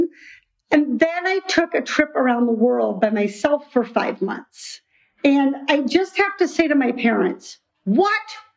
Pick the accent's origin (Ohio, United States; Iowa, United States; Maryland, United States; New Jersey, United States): Iowa, United States; I grew up in Iowa, far from the ocean.